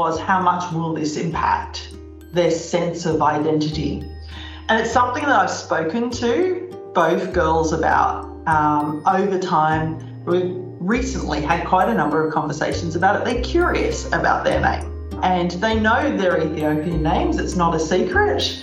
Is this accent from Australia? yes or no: yes; Australia; now in Netherlands; I'm an Australian and I currently live in the Netherlands